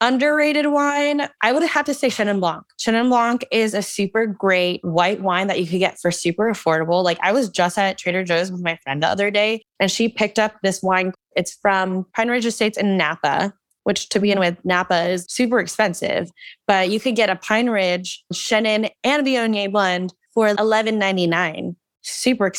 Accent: Philippines; because I'm Filipino and we're diabetics.

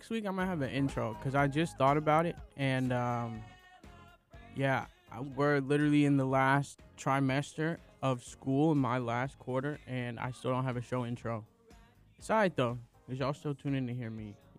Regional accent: Oakland, California, United States; I am from Oakland, California. I love my A's

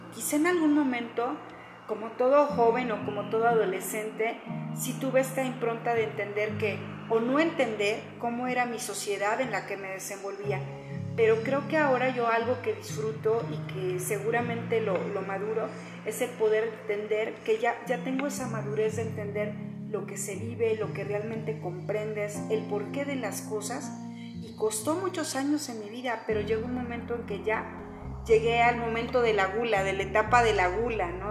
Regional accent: Zamora, Michoacán, Mexico; Soy zamorana y bueno, toda mi vida la he pasado en Zamora.

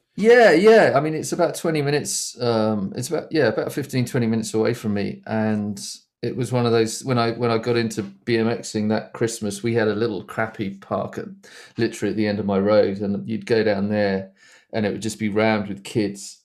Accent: Essex, East of England, United Kingdom; I grew up in Essex, which is, um, It just kinda east of London.

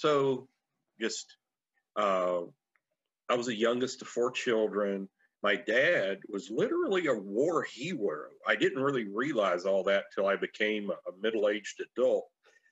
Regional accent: just south of Atlanta, Georgia, United States; accent: southern; I grew up just south of Atlanta, but my mom and dad are from South Georgia. Heavy, heavy accents all around. So being down here 11 years, my accent has gotten very much thicker. It's like I'm back in my native environment.

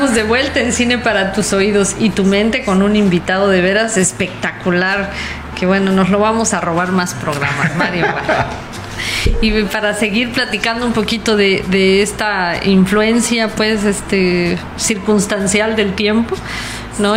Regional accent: Mexico

